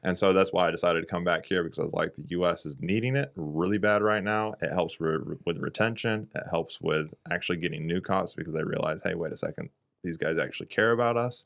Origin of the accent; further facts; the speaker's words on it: Redding, California, United States; moved away; also born or lived in New Zealand; I'm from Redding, California